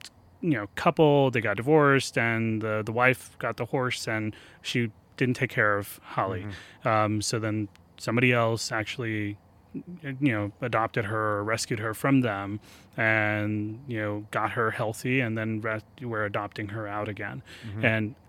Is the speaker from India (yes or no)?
yes; Ahmedabad, Gujarat, India; English is a second language